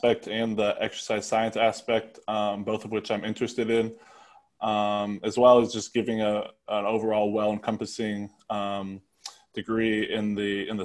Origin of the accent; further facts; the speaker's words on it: Ashland, Nebraska, United States; I'm from Ashland, Nebraska